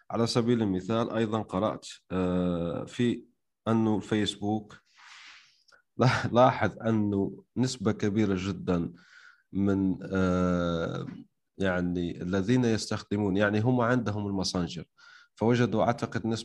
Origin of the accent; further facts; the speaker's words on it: Algeria; انا مش مصري يعني حتى انت لو كنت غبي وما تعرف الجزائر كذا وكذا يعني المفروض تعطيني لهجه الجزائريه